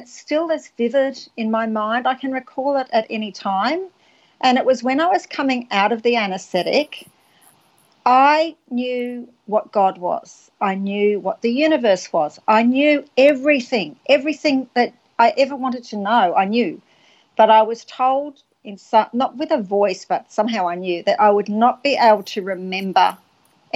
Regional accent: Wales, United Kingdom; I was born in Wales, and ever since I was a little girl

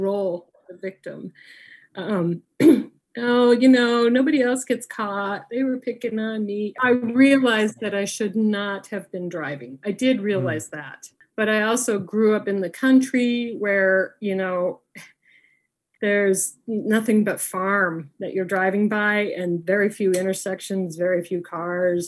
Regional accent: Niwot, Colorado, United States; also born or lived in Denver, Colorado; I was raised in Niwot, Colorado and I so I'm from a little farming town

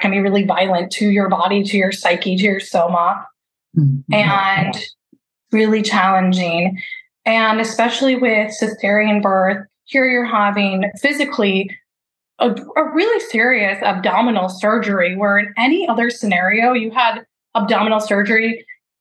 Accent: Midwest, United States; I was raised Catholic in the Midwest

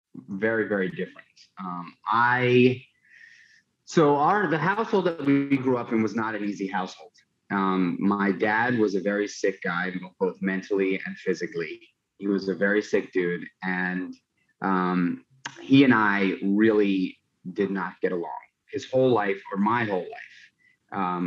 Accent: New York City, New York, United States; I grew up in New York City

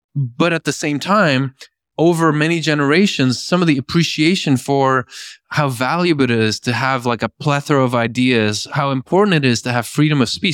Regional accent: Belgium; moved away; also born or lived in Norway; I grew up in Belgium.

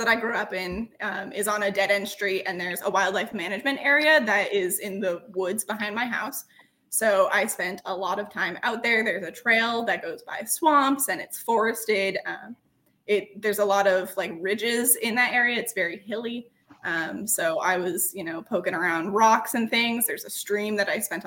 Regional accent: Massachusetts, United States; moved away as an adult; also born or lived in Maine; now in Alaska, United States; I was born in Maine, and then we moved out of Maine, and my parents, when I was about six, settled in Massachusetts, so most of my growing up was in Massachusetts

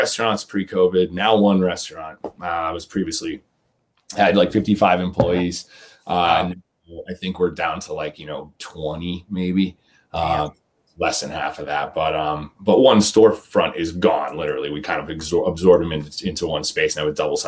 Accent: New England, United States; also born or lived in Massachusetts / Maine / Oregon; now in New Hampshire, United States; New England born and bred. I was born in Massachusetts and I lived in Maine for a while. Went to high school in Maine, went to college in New Hampshire

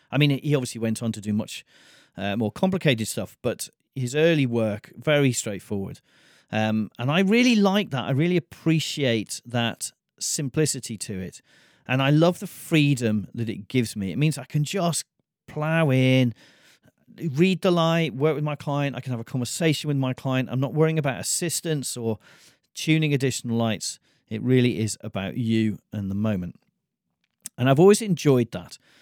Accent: United Kingdom; I come from Britain

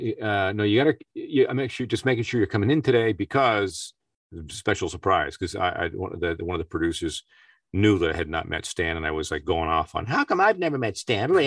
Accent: Peterborough, Ontario, Canada; my hometown in a little place called Peterborough, Ontario, Canada

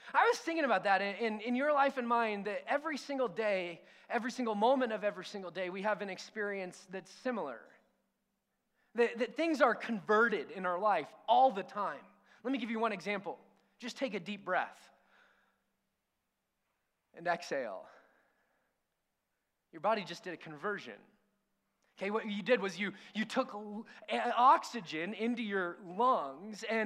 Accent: near Disneyland, California, United States; We grew up sort of near Disneyland and Knott's Berry Farm, Six Flags

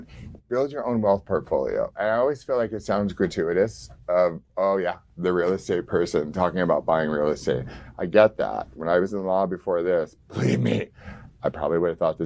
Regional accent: Orange County, California, United States; now in San Diego, United States; when I grew up in Orange County

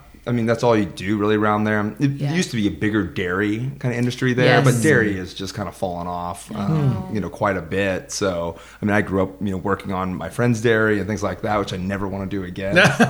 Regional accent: Los Banos, California, United States; I grew up in Los Banos on the farm.

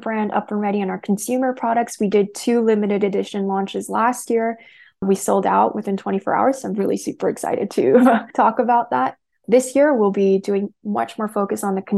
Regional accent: United States; I'm Korean American. So like I've grown up around kimchi my entire life

